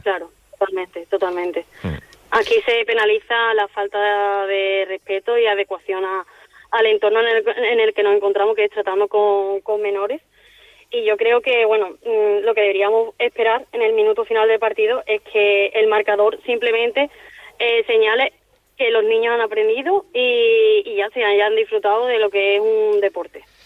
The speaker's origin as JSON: {"language": "Spanish", "town": "Seville", "region": "Andalusia", "country": "Spain", "moved": "as an adult", "lives_now": "Palma de Mallorca, Spain", "said": "tengo 24 años, soy de Sevilla y, bueno, actualmente pues me encuentro en Palma de Mallorca"}